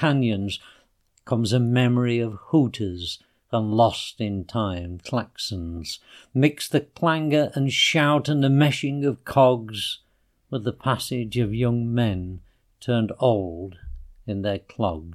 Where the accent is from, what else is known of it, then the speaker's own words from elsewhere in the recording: Yorkshire and the Humber, United Kingdom; in South Yorkshire we have something called Pride